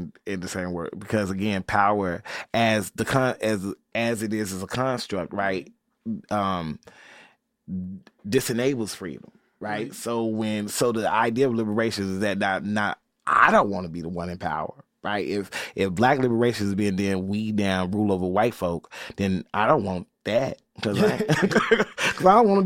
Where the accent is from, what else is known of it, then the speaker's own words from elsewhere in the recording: Chicago, Illinois, United States; my accent, my mom and daddy and them, where they raised me and how they raised me, the churches in me, the disco that's in me, the house that's in me, the Chicago that's in me, the West Side is in me